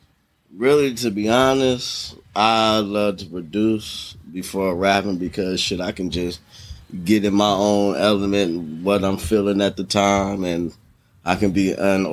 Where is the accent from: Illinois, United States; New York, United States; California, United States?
California, United States; San Diego; also born or lived in Detroit, Michigan; I was born in Detroit, Michigan, you know what I mean? Shouts out to the D. Yes, sir. Raised out here in sunny San Diego, but I've been here, there, everywhere